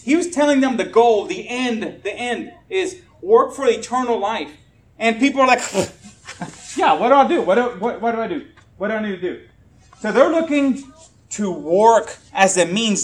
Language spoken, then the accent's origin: English; Puerto Rico; moved away; I'm Puerto Rican, uh, and I grew up in Puerto Rico.